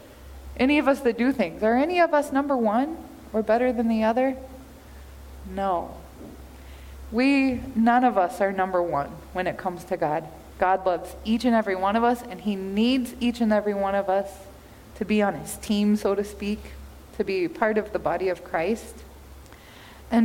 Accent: Kansas, United States; I grew up in Kansas

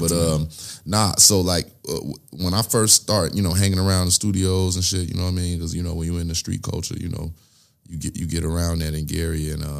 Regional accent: Nigeria; You know I'm Nigerian, right?

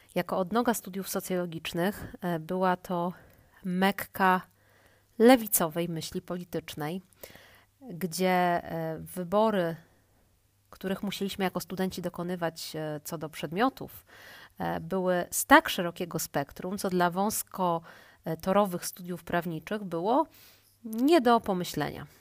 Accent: Łódź, Łódź Voivodeship, Poland; pochodzę z Łodzi

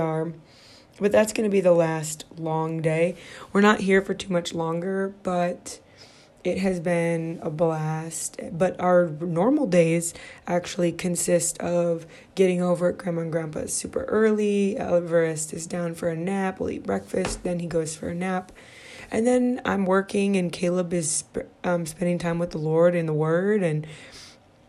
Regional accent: Midwest, United States; moved away as an adult; now in California, United States; I grew up in the Midwest. I pretty much lived in the Midwest my whole life, except when I lived abroad

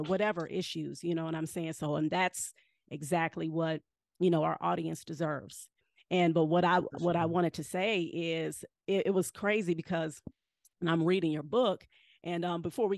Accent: Cleveland, Ohio, United States; I'm from Cleveland.

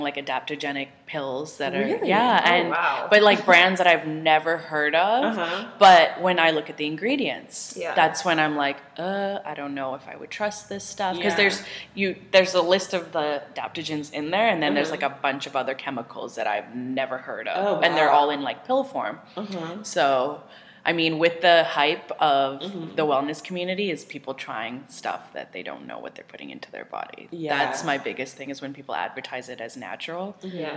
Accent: Vancouver, British Columbia, Canada; now in Seattle, United States; I'm originally from Vancouver, Canada

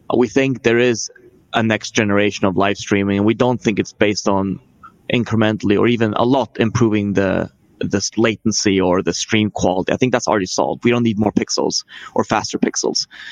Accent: Sweden; I'm from Sweden

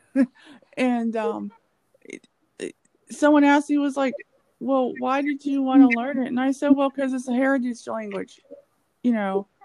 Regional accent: United States; we're African American

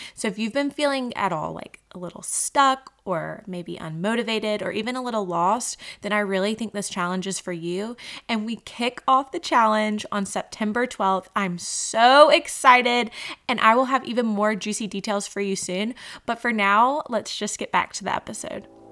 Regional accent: Macon, Georgia, United States; moved away as an adult; also born or lived in New Zealand; now in North Carolina, United States; we were living in my hometown of Macon, Georgia

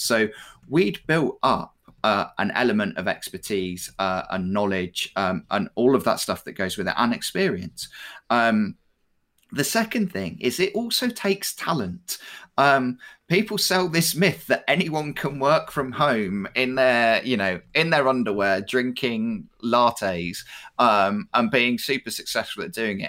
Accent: United Kingdom; we're, we're particularly British

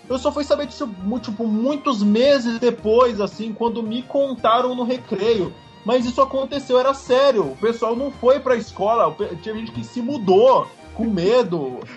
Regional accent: Cubatão, São Paulo, Brazil; Eu, quando era criança, eu morava em Cubatão, né? Cidade ali do litoral de São Paulo.

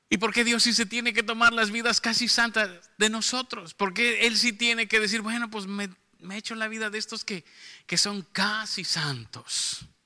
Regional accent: Mexico City, Mexico; accent: norteño; now in Monterrey, Mexico; no, no, soy chilango, pero ya parezco de acá.

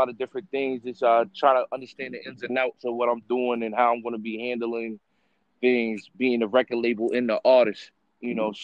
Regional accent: Bellport, New York, United States; also born or lived in Riverhead, New York; I'm an artist from, I grew up in Bellport. I reside in Riverhead now.

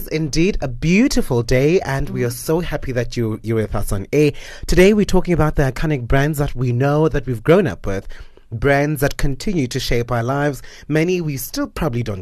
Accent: South Africa; that brand for me is something that raised us as Africans and as South African blacks

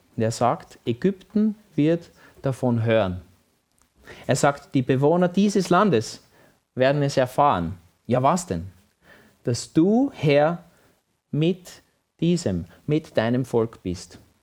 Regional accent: Vienna, Austria; Wenn ich mit meinem Papa als kleines Kind in Wien spazieren war

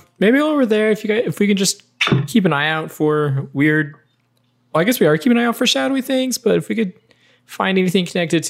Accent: Ava, United States; born or raised there

